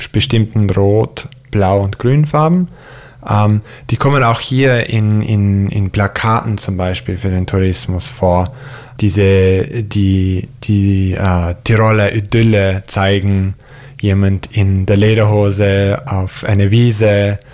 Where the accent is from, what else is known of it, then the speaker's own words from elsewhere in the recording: near Yosemite, Central California, United States; German is a second language; moved away; wo ich aufgewachsen bin, auch da in der Nähe von Yosemite, ist es eine, würde ich als Middle of Nowhere bezeichnen